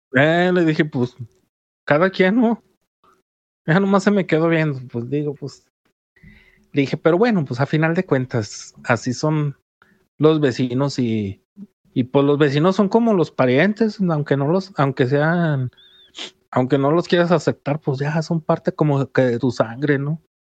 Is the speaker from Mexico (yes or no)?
yes; Jalisco, Mexico; los que somos de Jalisco